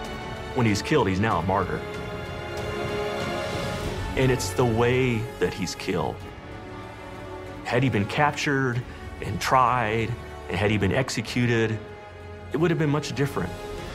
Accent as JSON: {"language": "English", "area": "Jesse James country", "region": "Missouri", "country": "United States", "tie": "born or raised there", "said": "I grew up in Jesse James country."}